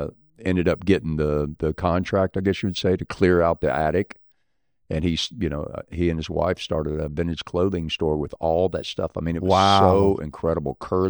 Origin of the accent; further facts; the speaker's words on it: Gulfport, Mississippi, United States; I'm originally from Gulfport.